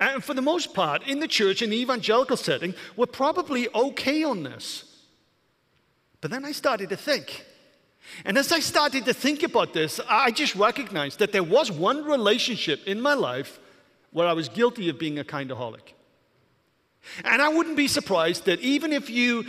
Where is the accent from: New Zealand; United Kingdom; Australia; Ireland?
United Kingdom; Welsh, Wales; moved away; I'm Welsh